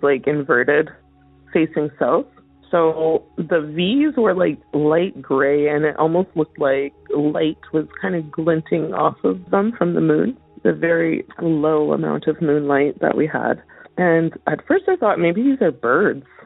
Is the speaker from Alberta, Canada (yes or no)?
yes; central northern Alberta, Canada; I'm calling in from Alberta, Canada, uh, and I'm from central northern Alberta